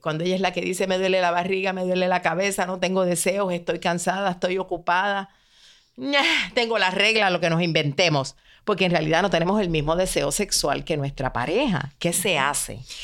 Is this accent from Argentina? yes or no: no; Puerto Rico; mi país, Puerto Rico